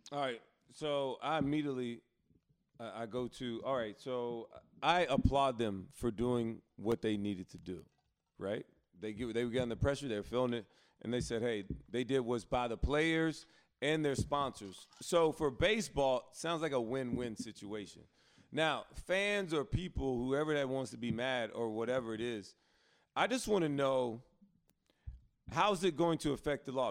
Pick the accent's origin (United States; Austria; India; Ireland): United States; Alabama; I grew up in Alabama too